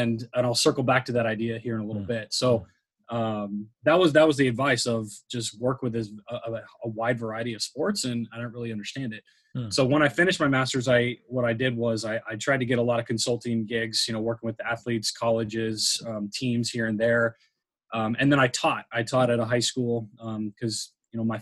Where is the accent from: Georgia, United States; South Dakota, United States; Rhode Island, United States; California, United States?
California, United States; San Diego; I'm from San Diego. So like, we don't play field hockey. We don't play lacrosse. Like again, lacrosse, right. I don't even think my high school didn't even have lacrosse.